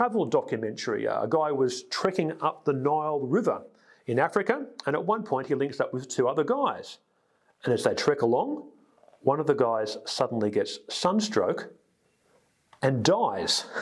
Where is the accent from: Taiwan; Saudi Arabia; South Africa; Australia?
Australia; Sydney, New South Wales; I grew up on the North Shore in a fairly, you know, achievement-orientated environment